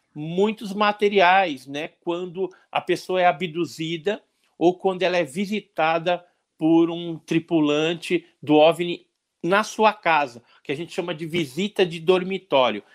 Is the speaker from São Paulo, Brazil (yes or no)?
yes; Santos, São Paulo, Brazil; moved away; Eu nasci em Santos também.